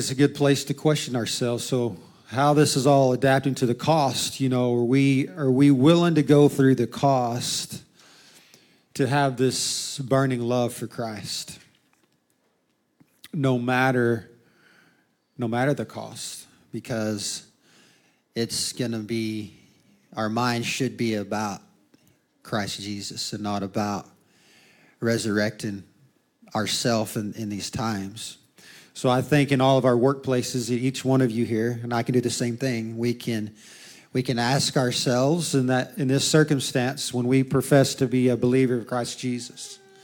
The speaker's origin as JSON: {"language": "English", "country": "United States", "said": "We as an American"}